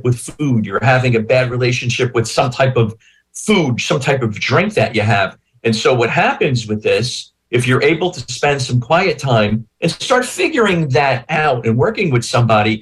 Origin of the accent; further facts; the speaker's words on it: Newark, New Jersey, United States; I grew up in northern New Jersey. I grew up in North Newark